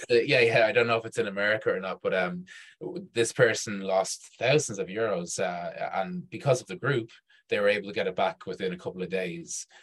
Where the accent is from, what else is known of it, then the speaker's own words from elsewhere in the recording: Dublin, Leinster, Ireland; also born or lived in Chile; I'm from Dublin.